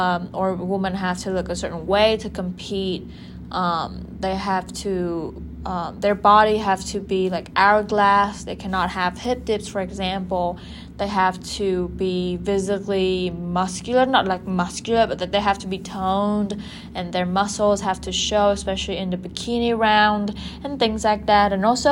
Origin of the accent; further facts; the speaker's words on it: Japan; women from Asian Pacific countries like Vietnam, like my home country, Japan